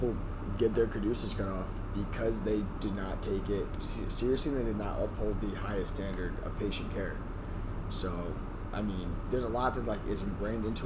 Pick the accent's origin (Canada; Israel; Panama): Canada; moved away; I'm up here from Canada